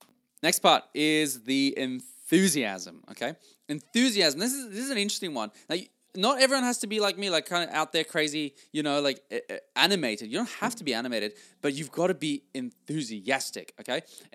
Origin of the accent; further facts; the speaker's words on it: Norway; English is a second language; now in Australia; I came from Norway and, was really in a new country. I started in sales here and, that's where I learned all this. And I came to Australia speaking a different language and not knowing exactly where I was going in life.